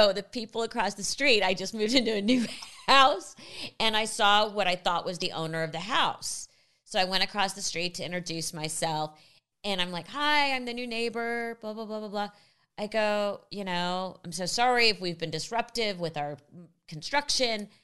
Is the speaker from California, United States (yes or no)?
yes; Los Angeles, California, United States; I grew up